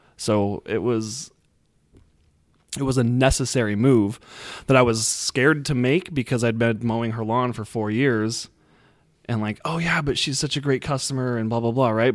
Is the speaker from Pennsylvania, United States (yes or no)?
no; Utah, United States; I'm from Utah